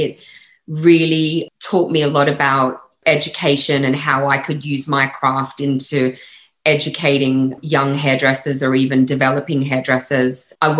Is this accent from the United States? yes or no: no; Australia; accent: Australian; moved away; I'm like, actually, no, I'm Australian. And it's quite funny because I think because I've lived more than half of my life outside of Australia now than I have inside Australia. I think my Aussie accent has slightly softened